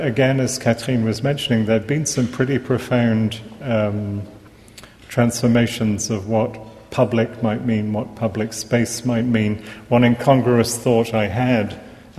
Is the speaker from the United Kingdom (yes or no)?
yes; England, United Kingdom; accent: English; moved away; even though I haven't now lived here for many years, I am, as you hear from my accent, English.